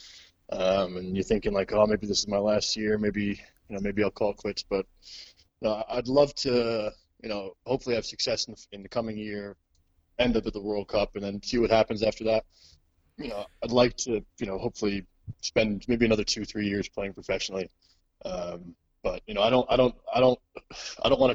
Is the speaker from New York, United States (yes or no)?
yes; suburbs near the Bronx, New York, United States; moved away as an adult; I'm not from the Bronx. I'm from the suburbs near the Bronx